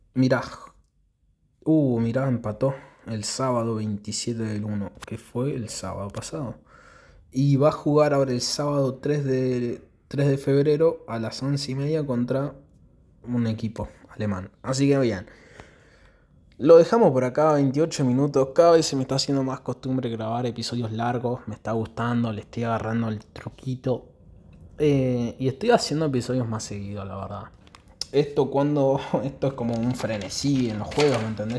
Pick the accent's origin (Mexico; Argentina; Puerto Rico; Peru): Argentina; yo soy de Argentina, ahora es verano en Argentina